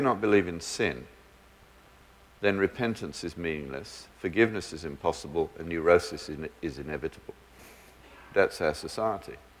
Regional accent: Birmingham, West Midlands, United Kingdom; I grew up in the British equivalent of Detroit, but in my school education, we never needed locks, even in the roughest areas of Birmingham

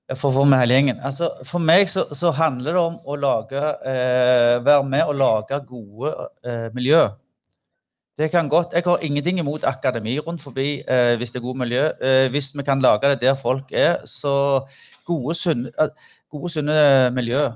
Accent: Figgjo, Rogaland, Norway; vi kom fra Figgen

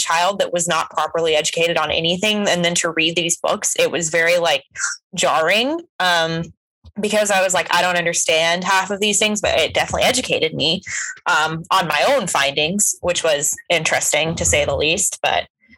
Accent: Oklahoma, United States; I grew up in Oklahoma.

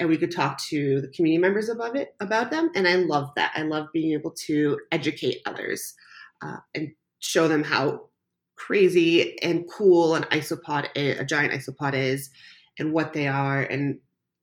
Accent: Canada; also born or lived in Croatia; Growing up, I moved to Canada when I was a baby. I was born in Croatia, and almost every summer, my parents would ship my sister and I back to Croatia

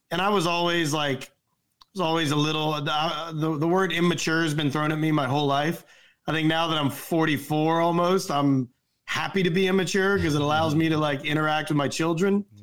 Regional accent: the South, United States; I grew up in the South, I ate a lot of fast food.

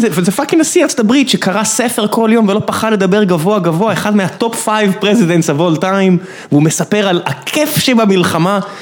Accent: Beersheba, Southern District, Israel; אני באר שבעי

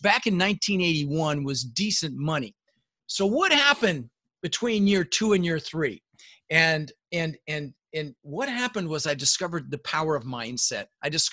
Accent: Denver, Colorado, United States; English is a second language; also born or lived in Netherlands; we ended up in Denver, Colorado, where I lived for 30 years

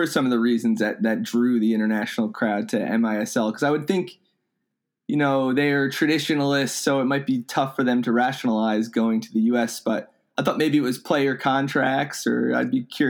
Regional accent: Rockville, Maryland, United States; Maryland Bobcats, which my hometown team in Rockville, Maryland.

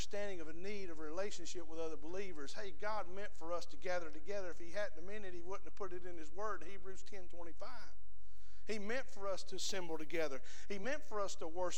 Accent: the South, United States; We're from the South

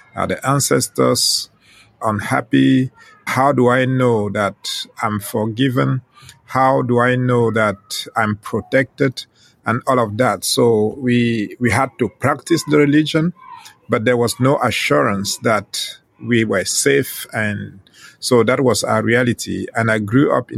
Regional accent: Western Cameroon, Cameroon; first language Ghomala'; English is a second language; now in southern France; I was born in Western Cameroon in a rural area where my parents lived

